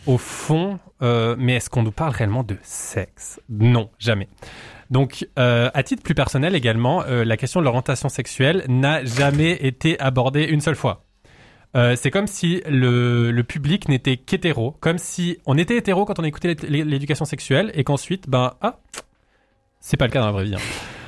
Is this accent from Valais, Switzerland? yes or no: yes; Valais, Switzerland; je suis valaisan